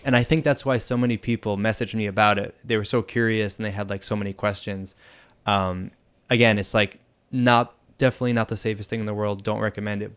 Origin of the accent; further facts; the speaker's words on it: Boston, Massachusetts, United States; moved away as an adult; now in Bangkok, Thailand; I'm originally from Boston, Massachusetts